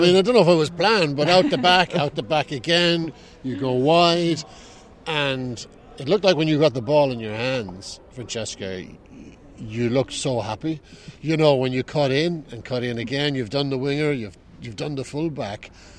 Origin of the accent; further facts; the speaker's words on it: Limerick, Munster, Ireland; No, I'm not from Ireland. I'm from Limerick.